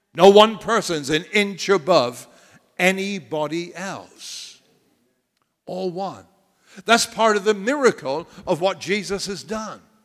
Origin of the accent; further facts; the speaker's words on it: United States; I'm proud to be an American